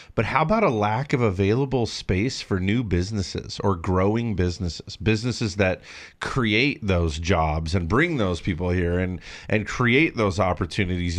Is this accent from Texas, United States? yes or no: no; Big Bear, California, United States; the town where I grew up in Big Bear